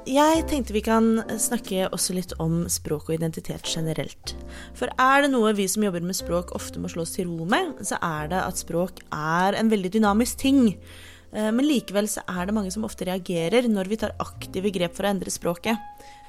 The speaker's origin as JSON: {"language": "Norwegian", "region": "Oslo", "country": "Norway", "said": "28 år gammel fra Oslo"}